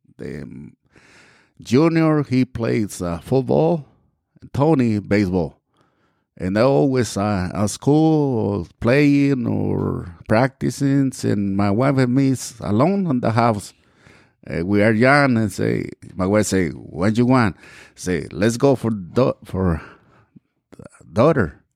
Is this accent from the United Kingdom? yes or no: no; Mexico; English is a second language; moved away as an adult; also born or lived in Texas / Georgia; now in United States; I grew up and we left the, our town and, well, I came to United States and back in nineteen eighty-two.